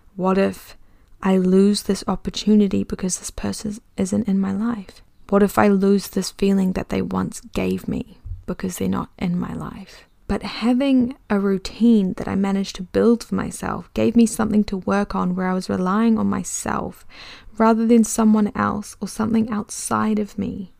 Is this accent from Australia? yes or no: no; New Zealand; accent: Kiwi; also born or lived in London; I can definitely feel my Kiwi accent coming back a little bit